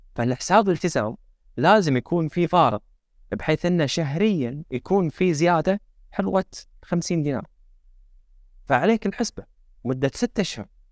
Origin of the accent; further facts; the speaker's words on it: Kuwait; احنا عندنا بالكويت